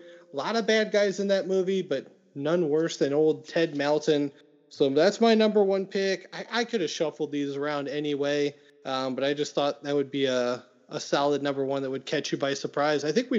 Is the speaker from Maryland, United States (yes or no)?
no; Indiana, United States; my hometown in Indiana